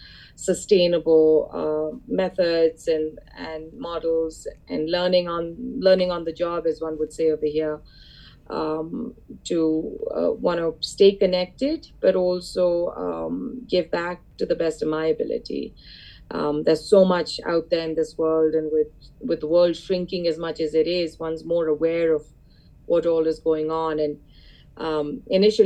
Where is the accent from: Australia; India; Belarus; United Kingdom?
India; moved away as an adult; now in Boston, United States; my family and I, we go back, we're from India